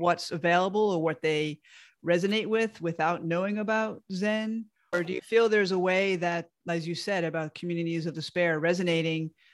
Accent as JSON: {"language": "English", "area": "outside of the Bronx", "region": "New York", "country": "United States", "tie": "born or raised there", "moved": "yes", "said": "I moved away from my hometown outside of the Bronx in New York."}